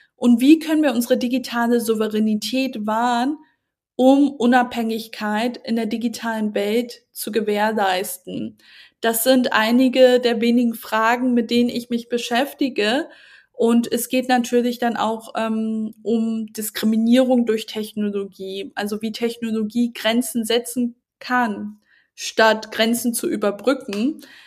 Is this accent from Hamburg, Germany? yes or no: yes; Hamburg, Germany; Großstädten wie Hamburg, ähm, wo ich auch mir den Markt anschaue, einfach auch weil es meine Heimatstadt ist